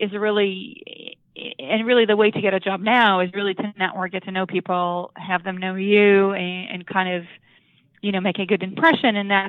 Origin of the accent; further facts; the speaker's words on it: Israel; moved away as an adult; now in United States; I'm originally from Israel. I was born and raised there